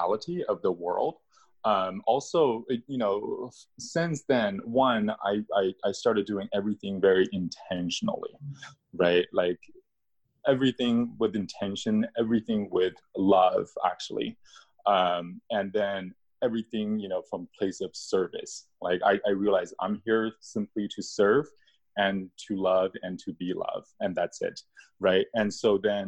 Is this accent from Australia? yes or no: no; China; moved away; I was born in China, so coming from a communist country, I was taught to not believe in anything in the spiritual